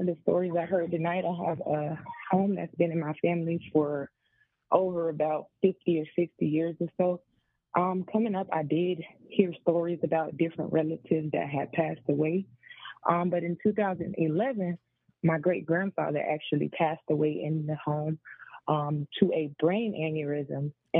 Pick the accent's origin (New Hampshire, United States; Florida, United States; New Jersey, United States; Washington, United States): Florida, United States; I'm from Florida.